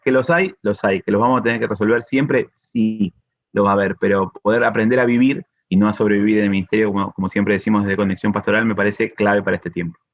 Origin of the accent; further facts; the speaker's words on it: Argentina; Somos dos argentinos acá